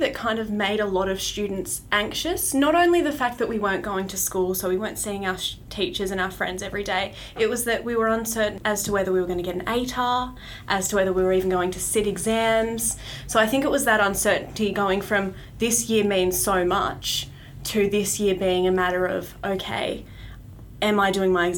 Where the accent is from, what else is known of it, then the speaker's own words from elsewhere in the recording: Hobart, Tasmania, Australia; I went to Moona Primary School from kinder to year 6, and then Ogilvie High School 7 to 10, and now, like you said, I am at Elizabeth College.